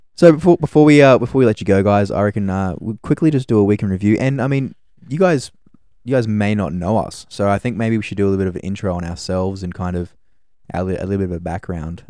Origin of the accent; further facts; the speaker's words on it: Gold Coast, Queensland, Australia; moved away as an adult; now in Brisbane, Australia; I was born on the Gold Coast. I, um, I moved to Brisbane, uh, probably five years ago now